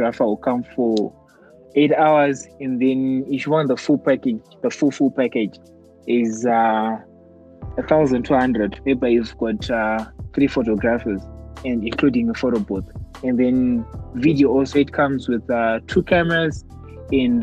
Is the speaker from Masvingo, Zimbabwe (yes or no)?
no; Mutare, Manicaland, Zimbabwe; moved away as an adult; now in Harare, Zimbabwe; I was born in Mutare and I grew up in Mutare. And then I recently moved to, I moved to Harare last year. And now I'm based in Harare.